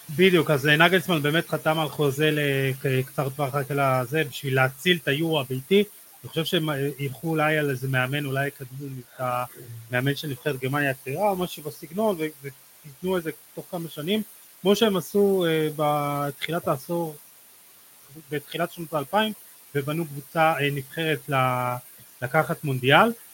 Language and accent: Hebrew; Israel